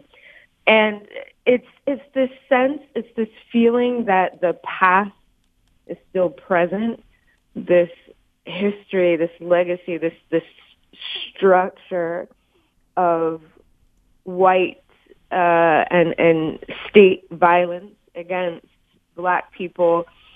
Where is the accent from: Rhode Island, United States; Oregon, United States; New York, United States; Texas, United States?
Texas, United States; I'm joining you actually from Texas, my home state.